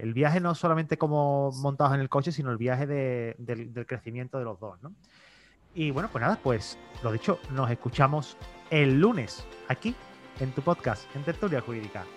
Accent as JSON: {"language": "Spanish", "town": "Seville", "region": "Andalusia", "country": "Spain", "tie": "born or raised there", "said": "yo haber sido nacido español, criado español, bueno, sevillano, nacido sevillano también"}